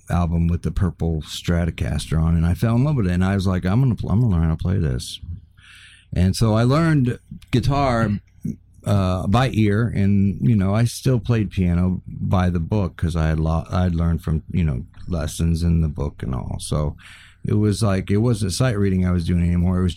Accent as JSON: {"language": "English", "country": "Kenya", "tie": "born or raised there", "also_born_or_lived": "Tanzania", "said": "oh, well, I was born and raised in the middle of Africa."}